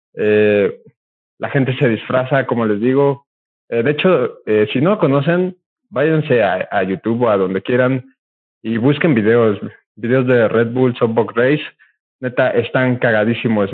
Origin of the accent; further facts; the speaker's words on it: Puebla, Mexico; somos poblanos, eh, camotes poblanos